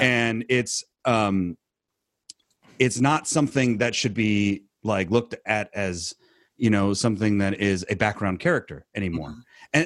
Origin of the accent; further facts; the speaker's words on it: California, United States; we're from California